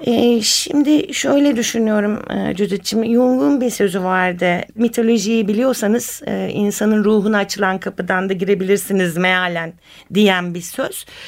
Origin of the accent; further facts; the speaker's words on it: Istanbul, Turkey; İstanbulluyum ben